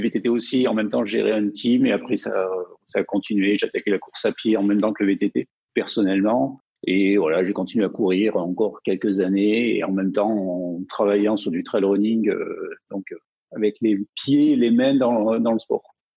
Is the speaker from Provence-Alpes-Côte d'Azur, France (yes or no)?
yes; Provence-Alpes-Côte d'Azur, France; je viens des montagnes, donc euh, dans les Hautes-Alpes